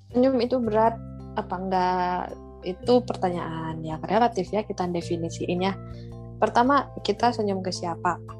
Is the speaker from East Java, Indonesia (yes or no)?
no; Central Java, Indonesia; aku dari Jawa Tengah